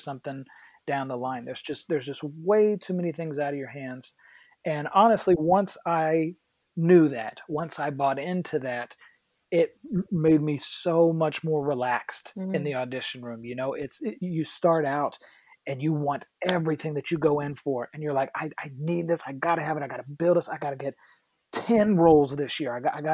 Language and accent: English; West Virginia, United States; moved away; I'm from West Virginia.